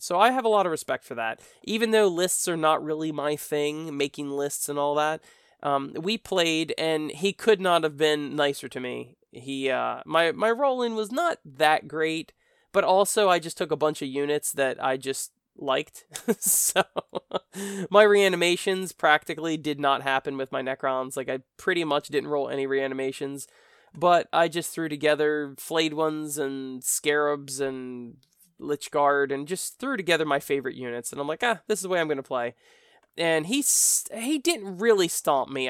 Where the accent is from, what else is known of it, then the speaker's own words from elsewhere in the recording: United States; accent: American; my American accent